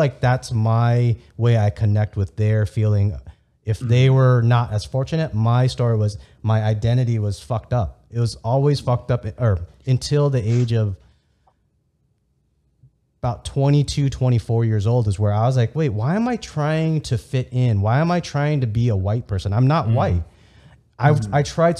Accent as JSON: {"language": "English", "country": "United States", "tie": "born or raised there", "first_language": "Vietnamese", "second_language": "English", "said": "I was born in America, but Vietnamese was still technically my first language"}